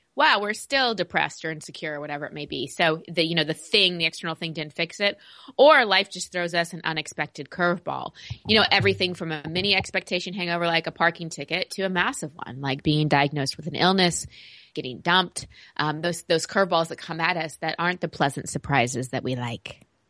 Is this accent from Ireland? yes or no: no; Texas, United States; growing up in Texas